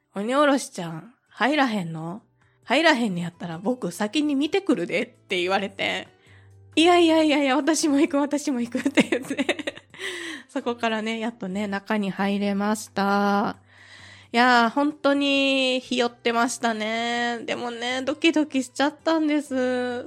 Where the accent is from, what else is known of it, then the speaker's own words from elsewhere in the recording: Kansai, Japan; 私自身がですね、関西出身